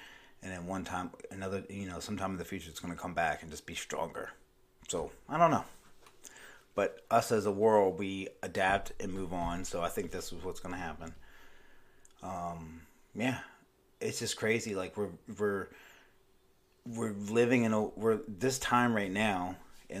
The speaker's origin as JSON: {"language": "English", "town": "Myrtle Beach", "region": "South Carolina", "country": "United States", "tie": "born or raised there", "said": "It didn't really affect where I live, my hometown here in Myrtle Beach, South Carolina, until, like, recently."}